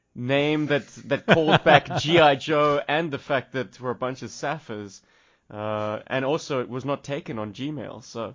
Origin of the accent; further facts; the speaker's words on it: South Africa; accent: South African; My character spoke with an American accent, and to this day, it has rinsed my South African accent away completely. People who meet me in the street would never guess that I'm from South Africa.